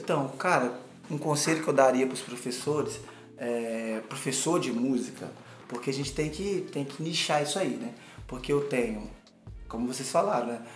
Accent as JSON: {"language": "Portuguese", "town": "Cachoeiro de Itapemirim", "region": "Espírito Santo", "country": "Brazil", "moved": "yes", "said": "foi uma vez que eu toquei na minha cidade, em Cachoeira. Eu sou de Cachoeira, Itapemirim"}